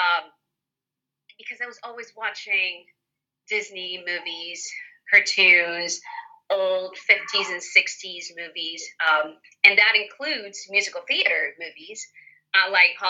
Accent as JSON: {"language": "English", "country": "Puerto Rico", "tie": "born or raised there", "moved": "yes", "said": "I was born in Puerto Rico and I'm actually here right now. I've been spending the entire pandemic here with my family."}